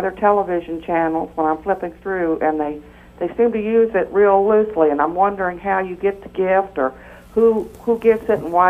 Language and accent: English; Georgia, United States; I'm from Georgia.